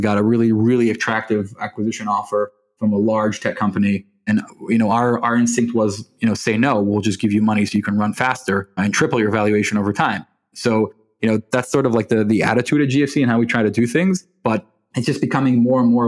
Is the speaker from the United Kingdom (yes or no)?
no; Israel; I was born in Israel. My mom's from Michigan. My dad's from London. So growing up in a very Anglo household, you learn how to speak Anglo